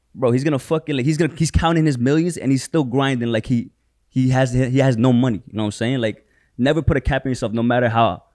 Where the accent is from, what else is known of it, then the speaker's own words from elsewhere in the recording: Philippines; I'm from the Philippines, bro.